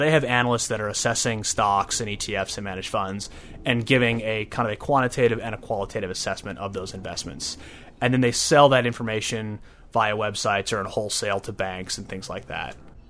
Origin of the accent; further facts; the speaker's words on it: Chicago, Illinois, United States; I'm from Chicago originally, yeah.